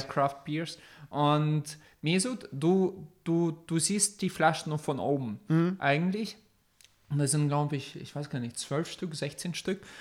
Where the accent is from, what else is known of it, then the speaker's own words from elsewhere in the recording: near Oldenburg, Lower Saxony, Germany; nicht aus Deutschland, sondern aus dem Norden bei Oldenburg.